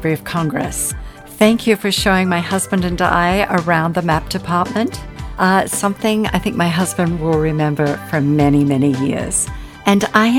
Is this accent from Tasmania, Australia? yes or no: yes; Tasmania, Australia; we are in my home state of Tasmania, Australia.